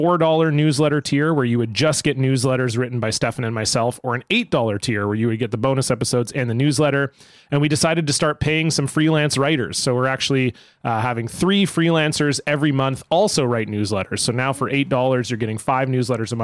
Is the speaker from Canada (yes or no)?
yes; Ontario, Canada; I grew up in Ontario